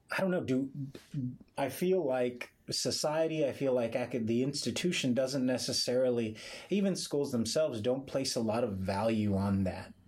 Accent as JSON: {"language": "English", "town": "Elsa", "region": "Texas", "country": "United States", "said": "I'm from Elsa"}